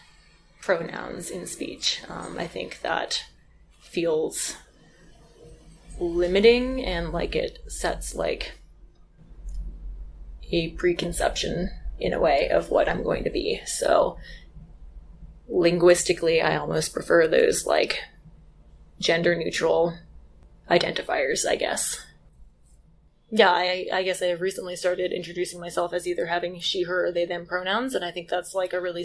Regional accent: Western Massachusetts, United States; moved away as an adult; also born or lived in Wyoming; now in Moab, United States; I grew up in Western Massachusetts.

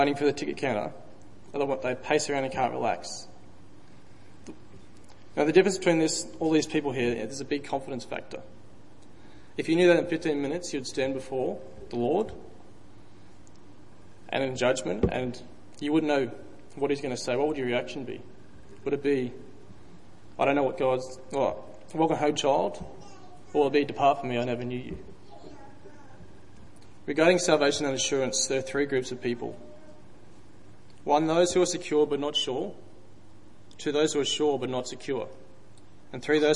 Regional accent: Dalby, Queensland, Australia; I grew up in Dalby, which is probably 3 hours drive west, country town

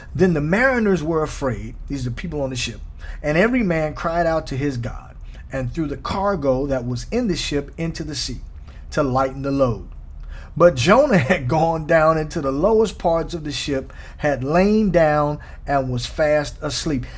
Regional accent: Midwest, United States; now in Southern California, United States; I'm from the Midwest

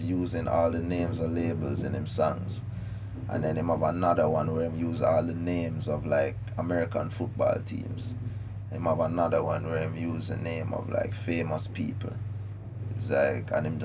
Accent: Jamaica; Jamaica, we have a collective ego

